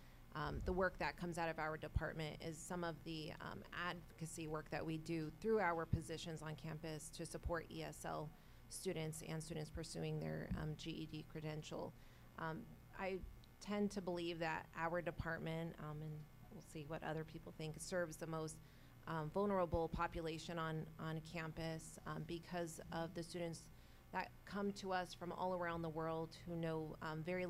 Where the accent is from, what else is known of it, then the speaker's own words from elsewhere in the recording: California, United States; moved away as an adult; also born or lived in Chicago area; now in Chicago, United States; I was actually born and raised in California and have lived in the Chicago area for about 11 years